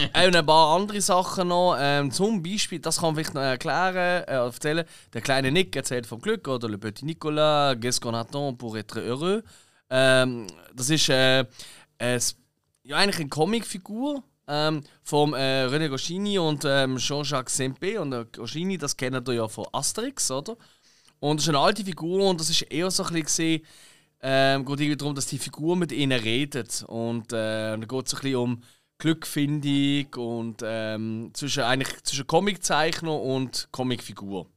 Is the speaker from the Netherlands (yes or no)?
no; Switzerland; als Schweizer